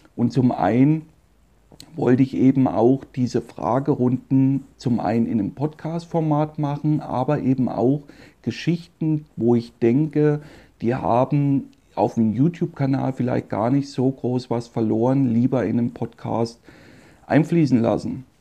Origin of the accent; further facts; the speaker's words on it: Meiningen, Thuringia, Germany; Da wurde ich geboren in Meiningen. Das ist eine kleine Stadt in Südthüringen